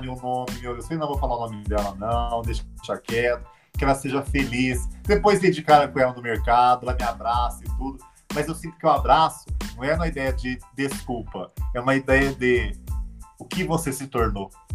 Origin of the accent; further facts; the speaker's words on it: Orlândia, São Paulo, Brazil; estava numa escola em Orlândia, onde eu nasci, no interior de São Paulo